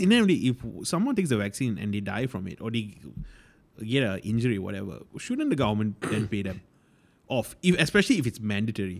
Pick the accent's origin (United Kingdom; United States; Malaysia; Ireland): Malaysia; we as Malaysians, I as a Malaysian